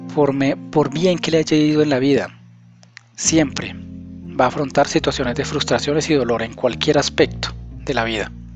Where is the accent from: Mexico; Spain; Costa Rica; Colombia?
Colombia; aquí en mi país, en Colombia